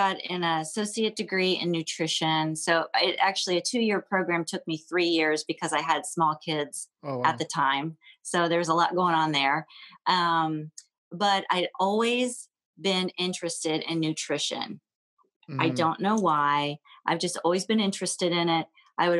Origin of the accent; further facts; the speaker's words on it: Columbus, Ohio, United States; also born or lived in Dayton, Ohio / Cleveland, Ohio; I was born and raised in Columbus, Ohio